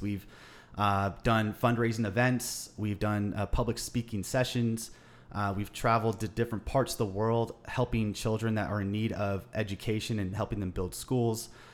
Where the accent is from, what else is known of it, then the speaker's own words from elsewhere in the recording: Los Angeles, California, United States; growing up in Los Angeles, in, uh, the Western United States